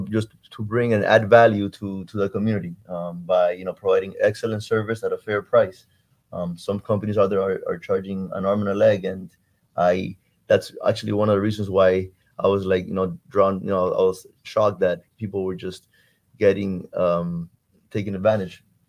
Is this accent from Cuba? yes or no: yes; Cuba; now in Miami, United States; I'm from Cuba. I love my my roots, my heritage, but this country gave me something that unfortunately my birth country couldn't